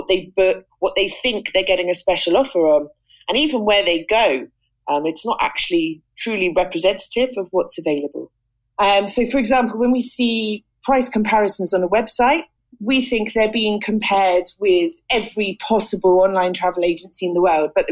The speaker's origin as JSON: {"language": "English", "region": "England", "country": "United Kingdom", "tie": "born or raised there", "also_born_or_lived": "Malta / Cyprus", "accent": "British", "moved": "as an adult", "lives_now": "Tirana, Albania", "said": "I'm British, as you can probably tell from the accent. And I'm what's known as a digital nomad. I'm an author, a writer, and a journalist. I was born in England"}